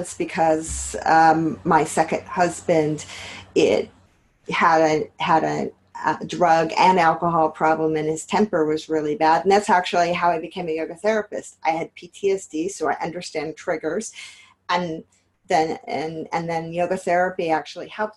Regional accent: Los Angeles, California, United States; now in Yonkers, United States; I'm originally from Los Angeles

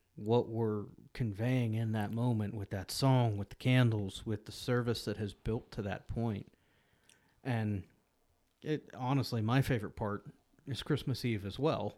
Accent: Pittsburgh, Pennsylvania, United States; growing up in Pittsburgh

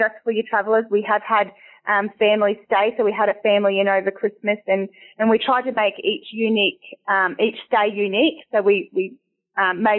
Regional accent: Winton, Queensland, Australia; moved away as an adult; now in Boulia, Australia; Born and bred in Winton, always have a bit of Winton a piece of my heart.

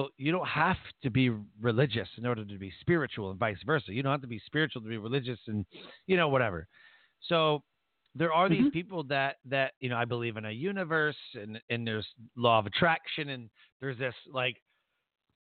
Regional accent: Detroit, Michigan, United States; we're both from Detroit.

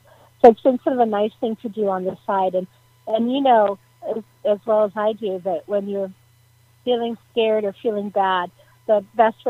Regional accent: Menlo Park, California, United States; my hometown in downtown Menlo Park

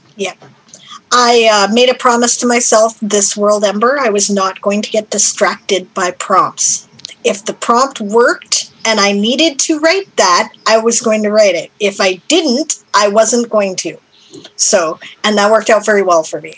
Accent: Canada; I'm Canadian.

